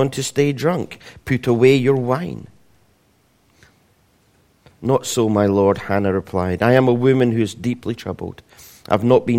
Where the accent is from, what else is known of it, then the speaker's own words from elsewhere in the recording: Scotland, United Kingdom; being Scottish